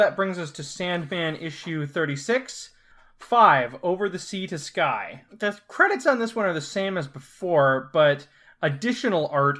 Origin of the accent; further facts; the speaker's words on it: Scotland, United Kingdom; From being Scottish.